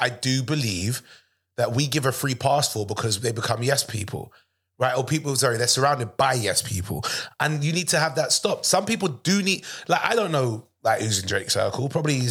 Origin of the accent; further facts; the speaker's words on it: London, United Kingdom; I'm from London